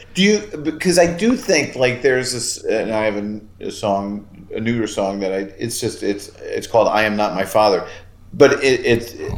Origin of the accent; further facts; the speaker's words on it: Orland Park, Illinois, United States; I'm in the house that I grew up in right now